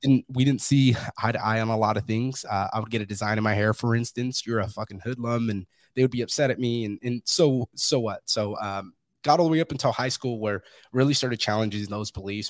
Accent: Fresno, California, United States; moved away; I'm from Fresno, California, originally

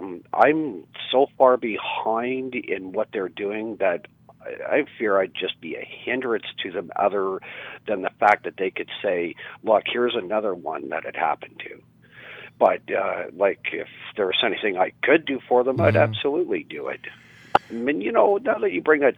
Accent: Mississauga, Ontario, Canada; moved away as an adult; now in Peterborough, Canada; here in Peterborough, where I currently reside, like I grew up out in Mississauga, mm-hmm. I moved out here about 10 years ago.

